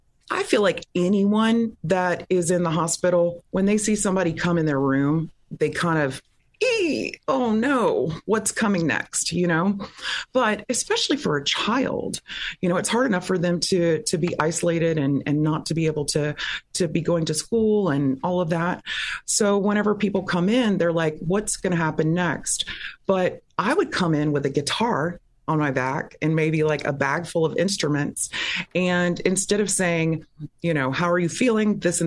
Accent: Pensacola, Florida, United States; also born or lived in Texas / Louisiana; now in Orlando, United States; Well, I am a native Floridian. I was born in Pensacola, Florida, and then my father was a minister, so we moved around the South, the Gulf Coast a lot.

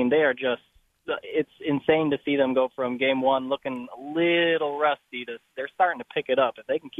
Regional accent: Michigan, United States; now in Tennessee, United States; I'm from Michigan

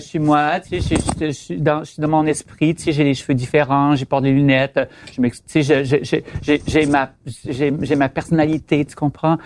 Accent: Quebec, Canada; je viens du Lac-Saint-Jean, pour commencer, très nationaliste

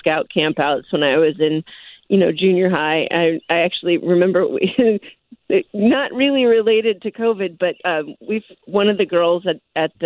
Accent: outside of Philadelphia, Pennsylvania, United States; moved away; I grew up actually outside of Philadelphia

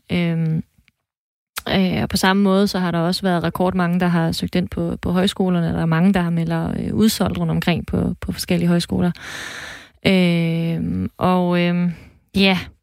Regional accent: Thisted, North Denmark Region, Denmark; now in Mors, Denmark; jeg er faktisk født og opvokset i Tisted

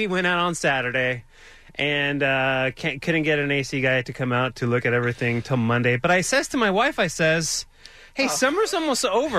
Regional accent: Fontana, California, United States; I grew up in Fontana with no air conditioning, and Fontana is probably, I don't know, 3 degrees hotter than Rancho.

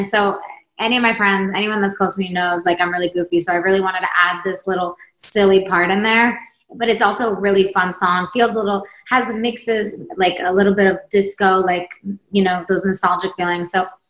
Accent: Sweden; now in United States; And then I'm from Sweden, came to America.

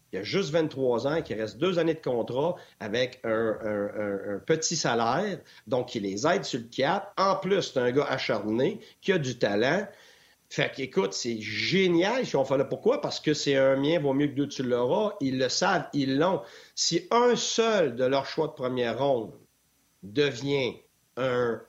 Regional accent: Quebec, Canada; first language French; moved away as an adult; also born or lived in Ontario / Tampa, United States; quand j'en revenais l'été au Québec

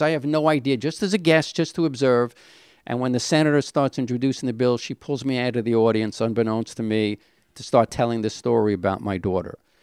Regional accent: New York City, New York, United States; I was born in Brownsville. A little of a rough area

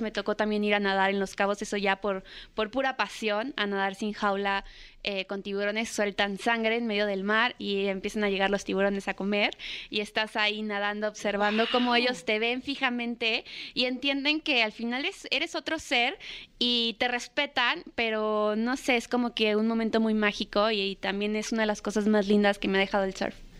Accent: Michoacán, Mexico; also born or lived in Guadalajara, Jalisco; nací en Guadalajara, después me fui a vivir a Michoacán

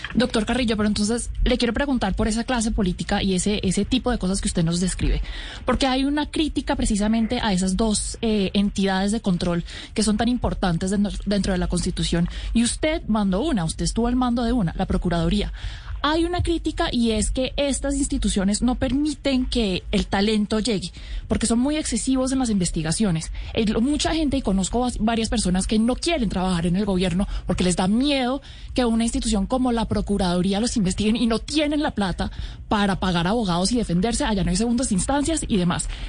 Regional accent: Colombia; nuestro país

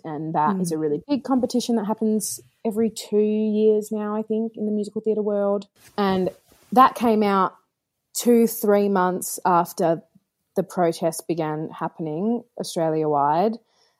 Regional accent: Brooklyn, New York, United States; accent: Brooklyn; me doing audio and vocals over the top in my Brooklyn accent

